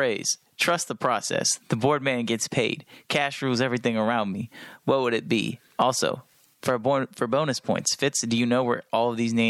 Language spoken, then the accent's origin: English; Johnson County, Kansas, United States; I am from Johnson County.